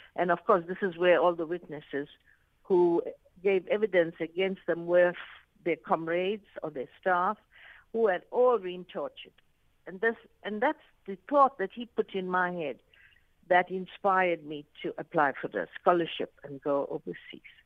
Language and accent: English; South Africa; also born or lived in Arusha, Tanzania; I am a South African